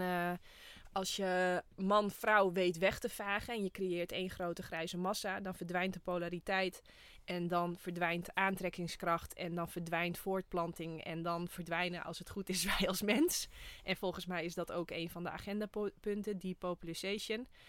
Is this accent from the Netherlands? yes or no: yes; Friesland, Netherlands; Ik kom ook uit Friesland